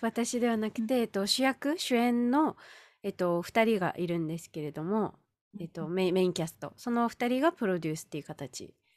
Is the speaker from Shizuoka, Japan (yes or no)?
yes; Hamamatsu, Shizuoka, Japan; 私は静岡の浜松が出身。